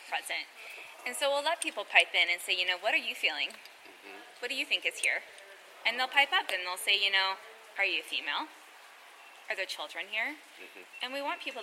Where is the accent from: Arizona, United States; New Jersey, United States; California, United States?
California, United States; I grew up in California next to the sequoias.